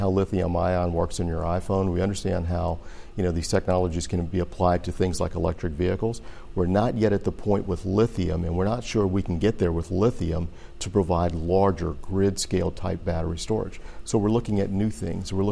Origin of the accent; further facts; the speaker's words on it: Louisiana, United States; moved away; where I grew up in Louisiana